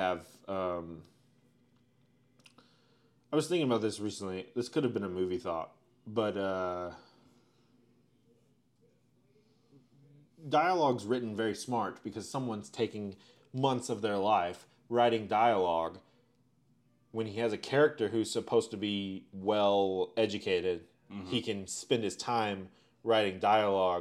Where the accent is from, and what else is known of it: United States